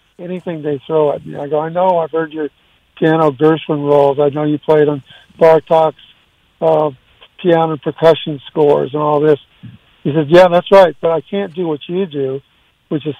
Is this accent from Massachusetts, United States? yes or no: no; Ventura, California, United States; also born or lived in Waco, Texas / Isla Vista, California; at age 2, we all moved to California, to Ventura.